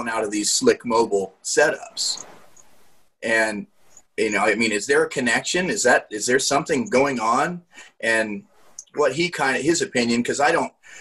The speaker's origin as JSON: {"language": "English", "region": "Central Nebraska", "country": "United States", "said": "I'm from Central Nebraska"}